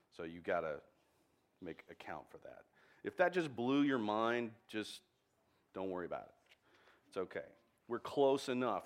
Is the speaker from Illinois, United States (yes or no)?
no; Texas, United States; I'm a Texan